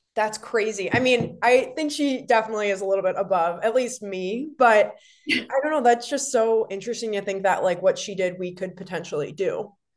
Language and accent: English; Wisconsin, United States; all three of us, Chris, you and me, are all from Wisconsin